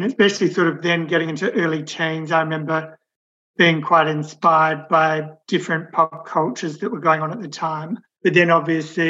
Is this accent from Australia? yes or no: yes; Adelaide, South Australia, Australia; now in Sydney, Australia; I have lots of fantastic memories from growing up in Adelaide